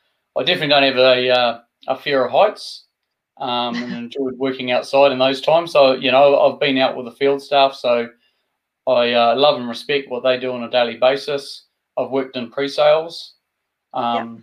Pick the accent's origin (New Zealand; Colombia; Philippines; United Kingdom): New Zealand; Invercargill, Southland; also born or lived in West Auckland, New Zealand; I was brought up in West Auckland and then migrated down to the deep south of Invercargill. So that's where I spent my schooling years